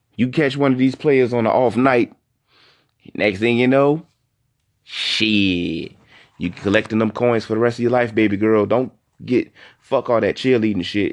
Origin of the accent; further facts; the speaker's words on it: Southeast Virginia, United States; I'm only from Southeast Virginia. I'm from the seven five seven.